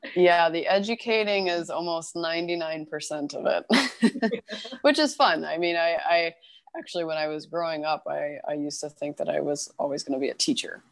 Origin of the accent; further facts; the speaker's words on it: Louisville, Kentucky, United States; moved away as an adult; also born or lived in Boston, Massachusetts / California; now in Los Angeles, United States; I am originally from Kentucky. Um, I'm from Louisville. Um, so I grew up and was born and raised there